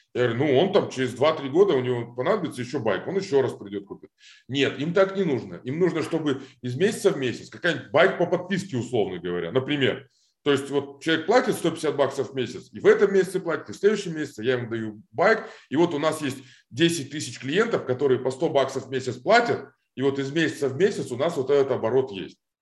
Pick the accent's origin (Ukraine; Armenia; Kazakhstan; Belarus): Kazakhstan; Almaty; moved away as an adult; also born or lived in Moscow, Russia; now in Los Angeles, United States; я вырос в Алмате. То есть я реально, мне было два или три года, когда родители переехали из Москвы в Алмату. А, я вот рос в Алмате, школа, институт